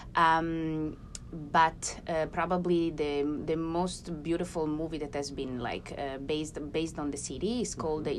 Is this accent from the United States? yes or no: no; Ferrara, Emilia-Romagna, Italy; I'm from Ferrara.